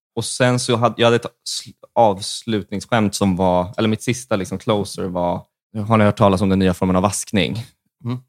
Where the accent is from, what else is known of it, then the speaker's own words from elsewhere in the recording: outside Stockholm, Stockholm County, Sweden; Jag kommer från Stockholm, fast utanför